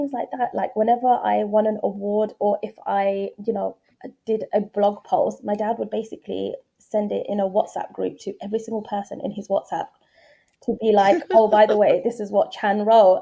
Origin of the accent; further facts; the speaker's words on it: London, United Kingdom; moved away as an adult; also born or lived in Indonesia; now in Dubai, United Arab Emirates; I'm very much from East London